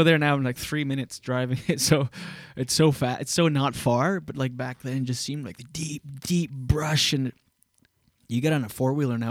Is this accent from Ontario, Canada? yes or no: no; Skiduk, New Brunswick, Canada; moved away; also born or lived in Wakefield; where I grew up on Dion Road in Skiduk, New Brunswick